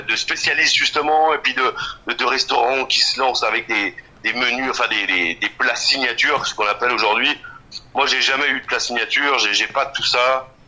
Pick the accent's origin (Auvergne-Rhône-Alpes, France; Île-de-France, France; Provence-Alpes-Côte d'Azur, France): Auvergne-Rhône-Alpes, France; Bourgoin-Jallieu; also born or lived in Saint-Hilaire-de-Brens; now in Crémieu, France; Je suis né à Jalieu comme beaucoup, je suis de Saint-Hilaire-de-Brasse. Euh, je suis bergerien parce que j'ai passé toute mon enfance, ma grand-mère habite à Bourgoin